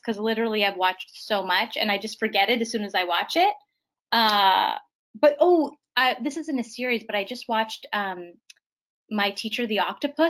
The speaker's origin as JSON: {"language": "English", "town": "Winnipeg", "region": "Manitoba", "country": "Canada", "moved": "yes", "said": "I'm from Winnipeg, which is like right in the middle."}